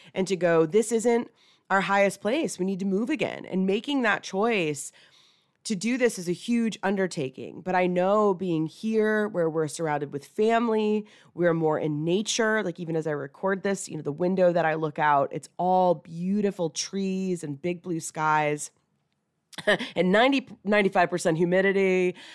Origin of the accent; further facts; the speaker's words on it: Atlanta, Georgia, United States; moved away as an adult; relocate back to, you know, where I grew up here in Atlanta